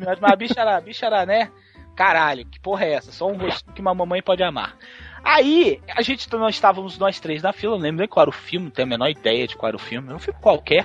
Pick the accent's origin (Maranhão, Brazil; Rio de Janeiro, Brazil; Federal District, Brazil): Federal District, Brazil; Brasília; sou daqui de Brasília